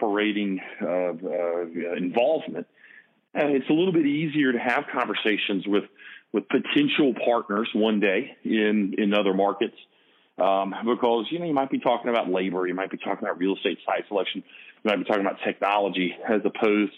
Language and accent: English; the South, United States; accent: Southern; as you can tell by my accent, I'm from the South, and it's not it's not South Jersey